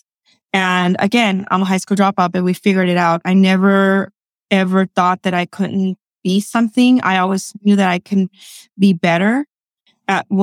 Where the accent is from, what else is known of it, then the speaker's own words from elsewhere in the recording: Guatemala City, Guatemala Department, Guatemala; now in United States; I was born in Guatemala, in the city of Guatemala. My family immigrated here.